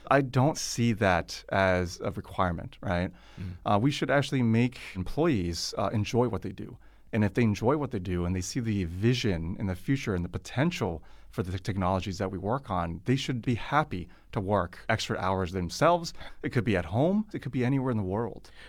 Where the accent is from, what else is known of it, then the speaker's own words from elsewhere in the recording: California, United States; now in China; the pros and cons of being over here in China, because I come from Silicon Valley.